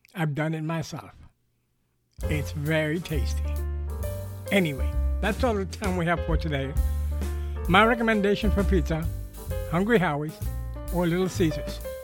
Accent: New York City, New York, United States; moved away as an adult; now in Southwest Florida, United States; I grew up in New York City. I spent thirty years of my life there

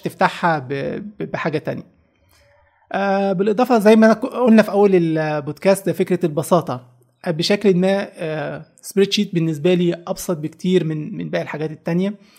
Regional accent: Egypt; عندنا في مصر

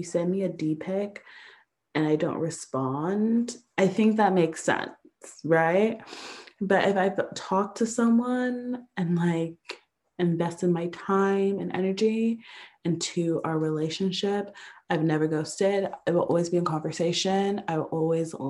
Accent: Atlanta, Georgia, United States; moved away; also born or lived in San Francisco / Los Angeles; I'm from Atlanta.

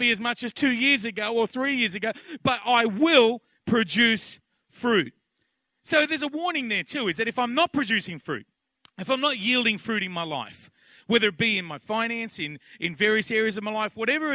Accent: Penrith, New South Wales, Australia; also born or lived in Blacktown; I grew up out in Penrith and Blacktown

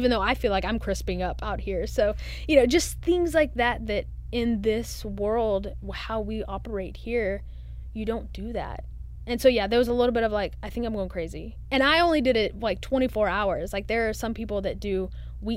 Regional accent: Texas, United States; also born or lived in Dallas; now in Nashville, United States; I'm from Texas and live in the South

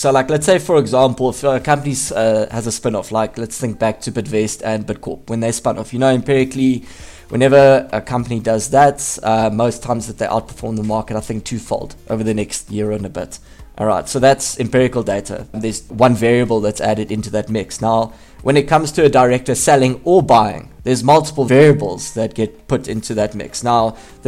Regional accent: South Africa; as a South African

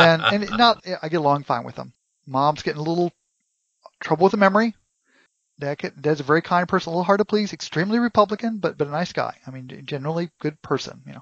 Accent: United States; as an American

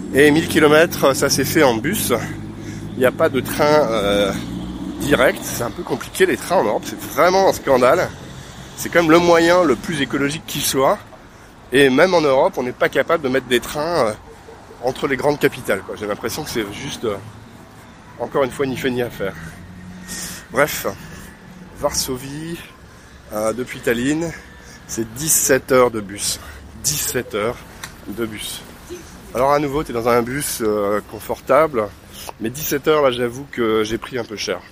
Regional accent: France; je suis français

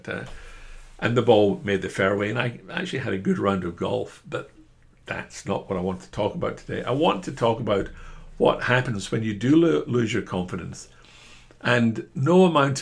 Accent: Scotland, United Kingdom; I'm a Scotsman

